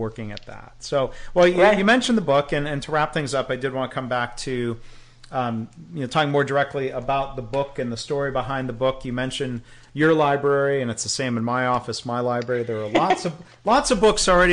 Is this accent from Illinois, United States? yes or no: no; Michigan, United States; Another great Michigan company. I'm being proud about my home state there.